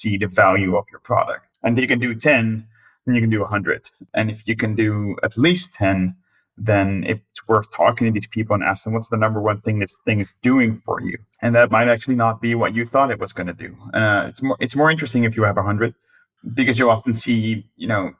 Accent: Netherlands; also born or lived in United States; I'm from the Netherlands

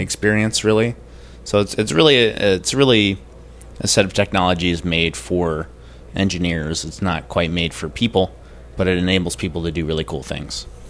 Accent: Connecticut, United States; I'm from, uh, Connecticut in the United States

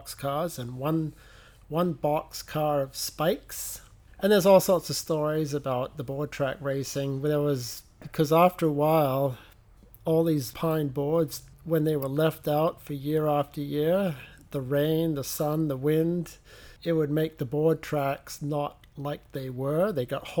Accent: England, United Kingdom; moved away; I am from England

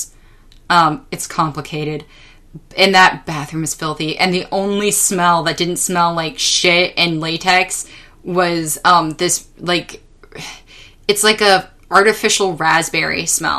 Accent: California, United States; my people as a Californian

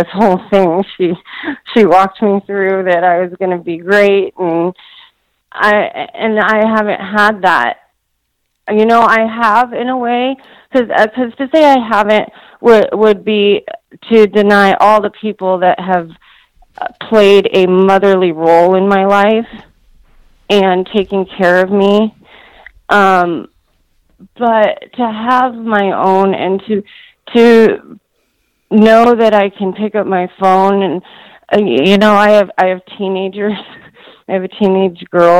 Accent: Washington, United States; also born or lived in Southern California; now in Kennewick, United States; I live and have raised my family in Kennewick, Washington, which is across the state from where I grew up

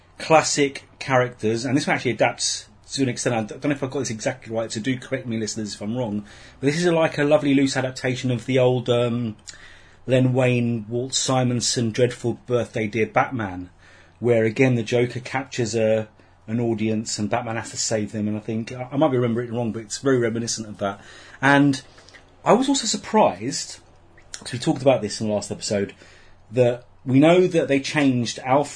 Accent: United Kingdom; we're British.

